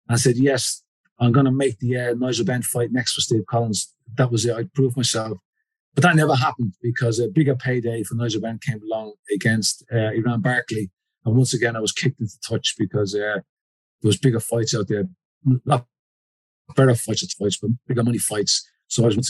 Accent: Ireland; now in United Kingdom; I'm an Irishman

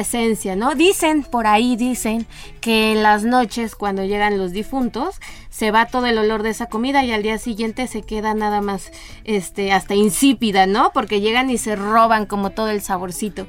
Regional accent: Mexico; como mexicanos somos los que partimos el pastel

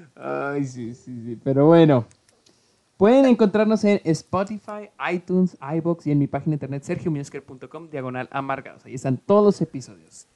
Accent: Mexico; moved away as an adult; now in United States; soy, mexicano, 100% mexicano

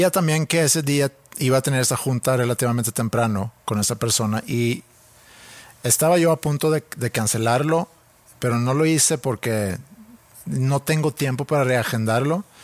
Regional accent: Sweden; now in Mexico; Yo siendo sueco viviendo en México.

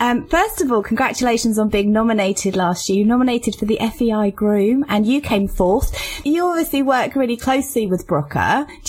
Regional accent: England, United Kingdom; I'm not Australian, so I don't feel like I can say that. It's just for an English person to say it sounds really weird.

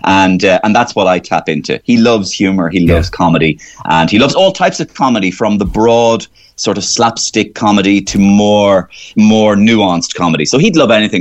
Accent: Waterford, Munster, Ireland; moved away; also born or lived in Cork; I'm from Waterford

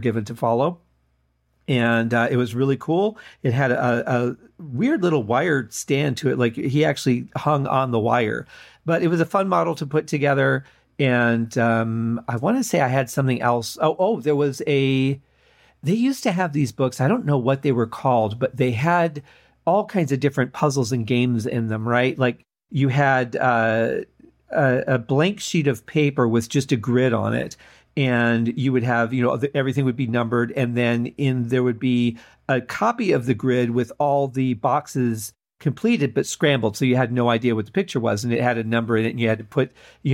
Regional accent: Mount Clemens, Michigan, United States; We grew up in Mount Clemens, Michigan

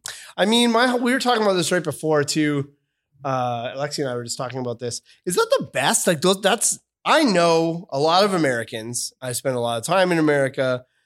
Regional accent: Victoria, British Columbia, Canada; but we're both from Victoria.

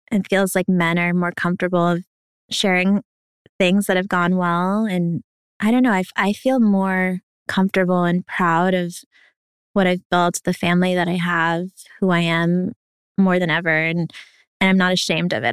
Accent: New York, United States; also born or lived in Ukraine; I was a refugee from Ukraine, moved here to New York, where we are right now

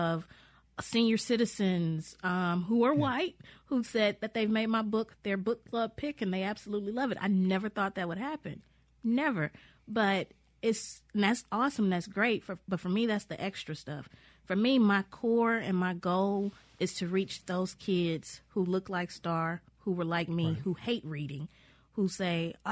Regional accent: Mississippi, United States; I'm from Mississippi and I have this place to come back

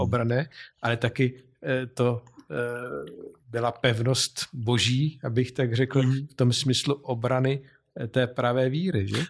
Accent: Vysočina Region, Czechia; z Vysočiny, mé rodné krajiny

